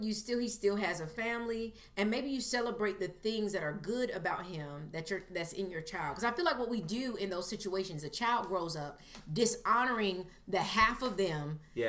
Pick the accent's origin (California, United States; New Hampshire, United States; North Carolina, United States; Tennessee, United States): North Carolina, United States; Fayetteville; I am from Fayetteville, North Carolina. I've lived a little bit of everywhere.